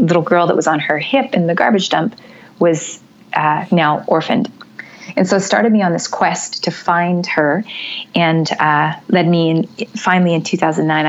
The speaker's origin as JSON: {"language": "English", "country": "Canada", "said": "originally in another life, I'm from Canada"}